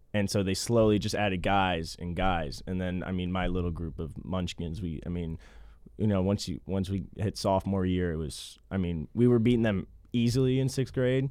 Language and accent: English; Kansas City, Kansas, United States; I'm from Kansas City